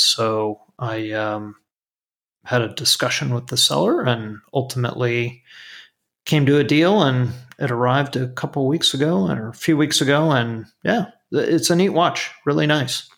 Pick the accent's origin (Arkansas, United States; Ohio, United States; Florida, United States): Florida, United States; South; growing up in South Florida